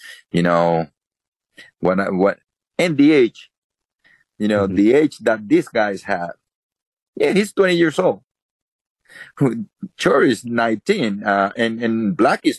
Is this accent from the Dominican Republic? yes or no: yes; Dominican Republic; moved away; I was born in the Dominican